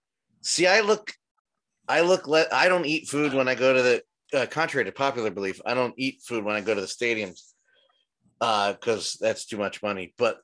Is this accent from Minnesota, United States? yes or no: no; Philadelphia, Pennsylvania, United States; I come from Philadelphia